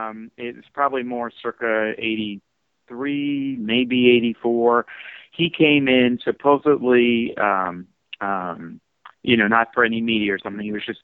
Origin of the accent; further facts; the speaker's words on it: Canada; Being a Canadian, there.